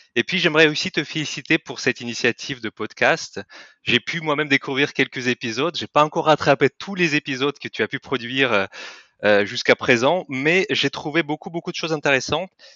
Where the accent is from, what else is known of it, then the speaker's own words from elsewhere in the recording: Kyrgyzstan; French is a second language; moved away as an adult; now in France; je ne suis pas français à la base. Je viens de Kirghizistan, c'est un petit pays en Asie centrale de l'ex-Union soviétique